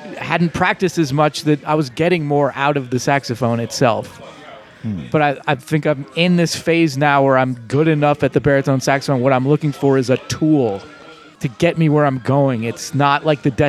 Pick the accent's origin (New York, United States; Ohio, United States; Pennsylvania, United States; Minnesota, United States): Pennsylvania, United States; Pittsburgh; moved away as an adult; now in New Orleans, United States; I grew up in Squirrel Hill in Pittsburgh. It was a Jewish enclave.